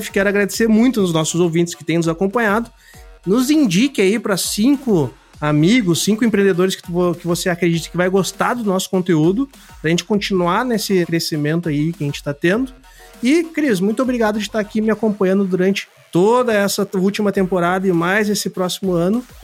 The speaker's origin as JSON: {"language": "Portuguese", "region": "Mato Grosso do Sul", "country": "Brazil", "moved": "yes", "lives_now": "Rio Grande do Sul, Brazil"}